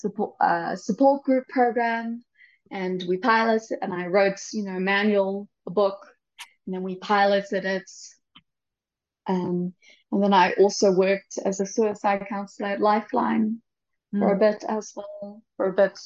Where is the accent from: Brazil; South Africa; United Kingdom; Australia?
South Africa; Durban, KwaZulu-Natal; moved away as an adult; also born or lived in Cape Town / Stellenbosch; now in Mexico City, Mexico; I can speak some Zulu because I'm from Durban. And in Durban is by KwaZulu-Natal, and I went to public school. And so we started learning Zulu, I think, when we were 8